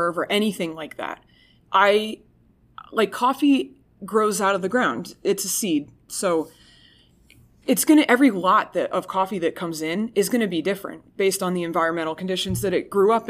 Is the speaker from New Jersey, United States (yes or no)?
yes; New Jersey, United States; I'm from New Jersey